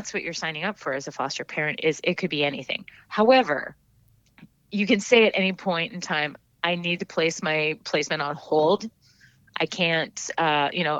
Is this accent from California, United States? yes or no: no; Minnesota, United States; now in Maine, United States; my home state of Minnesota